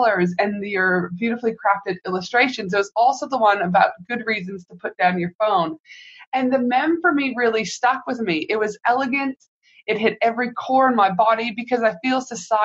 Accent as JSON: {"language": "English", "country": "Canada", "moved": "yes", "lives_now": "Australia", "said": "I'm from Canada"}